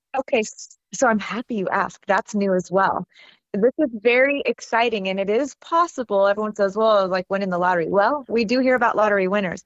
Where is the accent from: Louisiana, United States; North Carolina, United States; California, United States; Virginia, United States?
California, United States; California near San Francisco, United States; I grew up in California near San Francisco